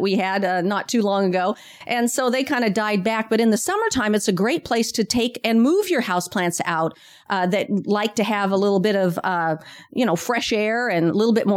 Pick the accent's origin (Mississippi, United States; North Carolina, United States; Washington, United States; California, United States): Washington, United States; now in Sacramento area, United States; I'm from Washington State.